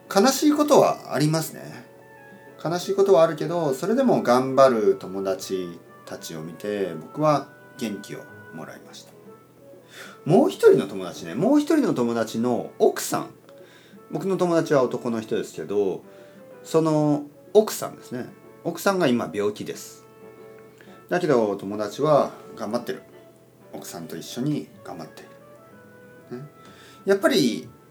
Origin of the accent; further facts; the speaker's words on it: Kyushu, Oita, Japan; moved away; 僕の出身は九州の大分県です